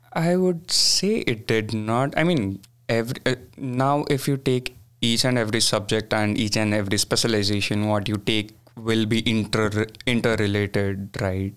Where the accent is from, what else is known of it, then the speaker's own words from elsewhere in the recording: Bangalore, Karnataka, India; moved away; I'm from a city called Bangalore